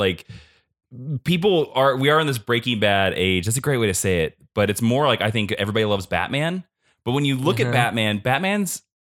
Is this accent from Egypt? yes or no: no; Kansas, United States; I grew up on a very, very small, poor farm. Like when people ask where I'm from, I generally say Smallville because if I say the town I'm from, nobody knows what it is because only 70 people live there.